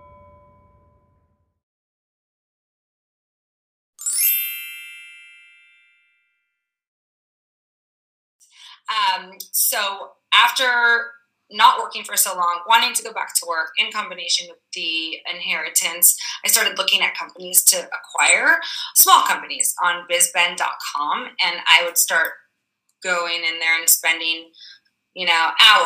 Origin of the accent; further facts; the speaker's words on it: Brazil; moved away; also born or lived in California; I was born in Brazil